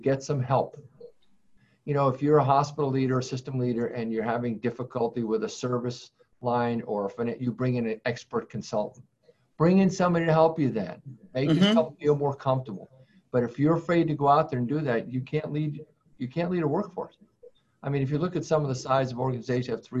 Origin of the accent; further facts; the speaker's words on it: Worcester, Massachusetts, United States; I hail from the Worcester area